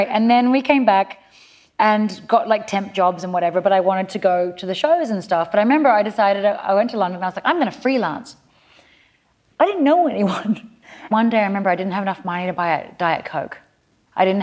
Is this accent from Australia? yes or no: yes; Australia; moved away as an adult; now in New York, United States; being Aussie